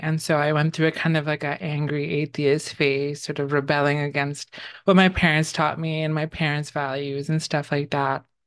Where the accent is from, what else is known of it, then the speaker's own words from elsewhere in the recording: New York City, New York, United States; also born or lived in Bangladesh; I grew up in the Bronx in New York City.